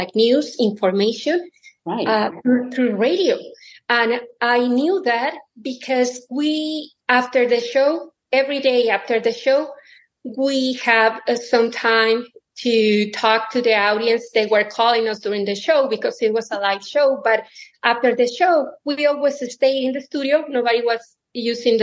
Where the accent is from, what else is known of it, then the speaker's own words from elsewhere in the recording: Mexico City, Mexico; moved away as an adult; also born or lived in Indiana; now in Omaha, United States; I'm originally from Mexico City. I came to Omaha, Nebraska in 2003